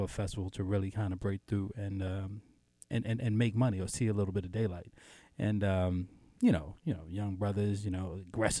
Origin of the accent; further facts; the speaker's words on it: New York, United States; I'm originally from New York. So, you know, in New York, back in the 70s and 80s, you grew up listening to everything.